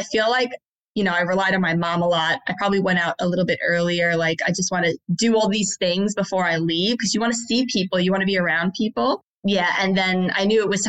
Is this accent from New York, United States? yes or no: yes; Long Island, New York, United States; moved away as an adult; also born or lived in Florida / Sydney; now in Australia; I'm American. I grew up in Long Island in New York pretty much my whole life up until I was about 26